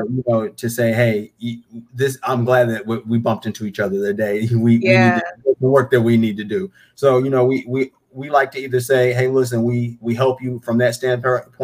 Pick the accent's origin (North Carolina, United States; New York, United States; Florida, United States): North Carolina, United States; Charlotte; born and raised in Charlotte.